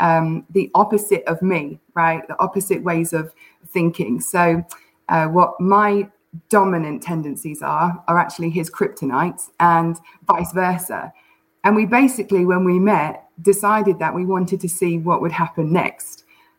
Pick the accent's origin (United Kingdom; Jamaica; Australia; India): United Kingdom; now in Oklahoma, United States; This is where I say that I've been putting on a British accent the whole time, right?